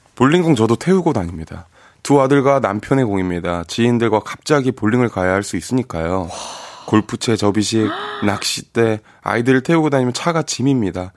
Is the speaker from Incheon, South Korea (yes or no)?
yes; Incheon, South Korea; 제가 인천 사람인데